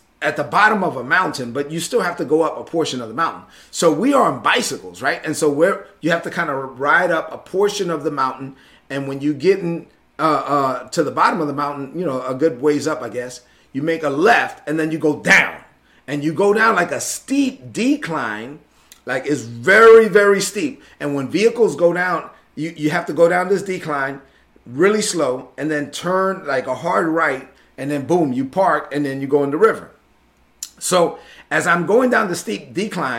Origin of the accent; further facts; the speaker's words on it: New York City, New York, United States; also born or lived in La Vega, Dominican Republic; growing up in Brooklyn, although the majority of my childhood was in Brooklyn